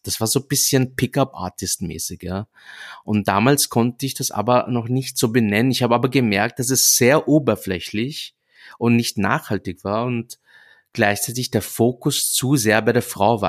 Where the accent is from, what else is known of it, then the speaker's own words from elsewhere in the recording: Vienna, Austria; ich bin deshalb in Wien geboren worden und ich sehe mich auch als Wiener